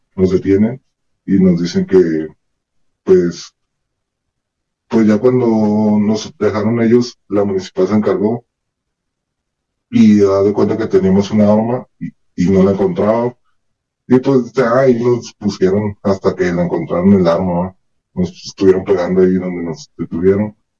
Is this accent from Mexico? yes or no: yes; Ciudad Juárez, Chihuahua, Mexico; soy de Ciudad Juárez